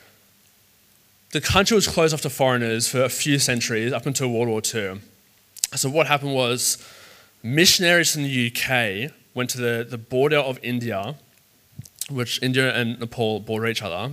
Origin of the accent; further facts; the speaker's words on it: Sydney, New South Wales, Australia; I grew up in the south of Sydney. It's called the Shire. I grew up in the Shire